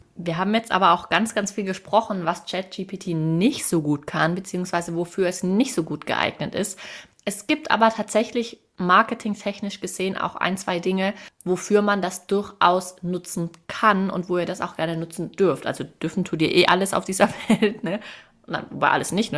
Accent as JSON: {"language": "German", "region": "Swabia", "country": "Germany", "said": "Ich bin als Schwäbin"}